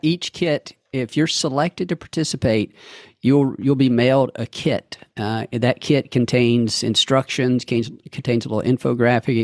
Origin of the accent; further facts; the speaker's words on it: Calhoun County, Mississippi, United States; in Calhoun County, uh, is where I grew up